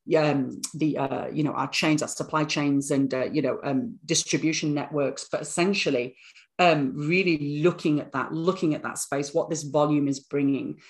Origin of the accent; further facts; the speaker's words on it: Bradford, Yorkshire and the Humber, United Kingdom; moved away; born in born in the northern town of Bradford, gritty northern town